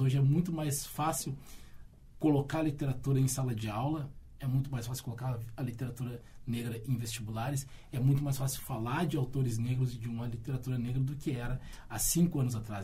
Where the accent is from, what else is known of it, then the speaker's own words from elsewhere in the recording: Rio Grande, Rio Grande do Sul, Brazil; Eu cresci em Rio Grande